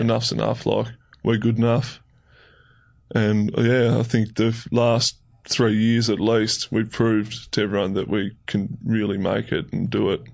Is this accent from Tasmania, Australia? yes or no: yes; Tasmania, Australia; moved away as an adult; also born or lived in Melbourne; I grew up in Tassie and I did um, under 18s down in Tassie.